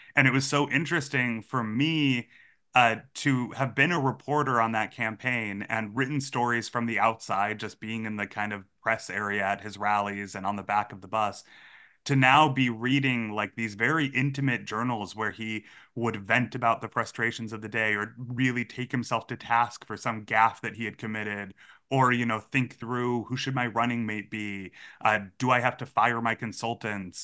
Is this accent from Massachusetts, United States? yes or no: yes; Massachusetts, United States; I grew up in Massachusetts.